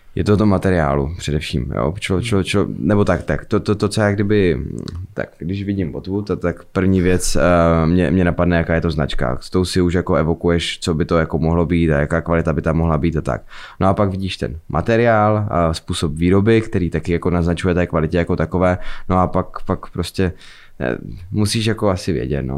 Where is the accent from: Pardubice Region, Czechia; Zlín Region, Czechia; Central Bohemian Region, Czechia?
Zlín Region, Czechia; Fryšták; já jsem vlastně ze Zlína, potažmo z Frištáku